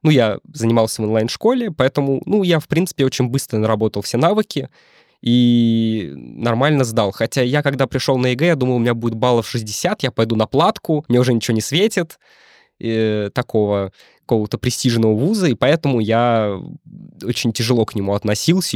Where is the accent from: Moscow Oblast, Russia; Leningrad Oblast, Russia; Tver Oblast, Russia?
Moscow Oblast, Russia; Drezna; я из очень маленького города, у нас 11 тысяч населения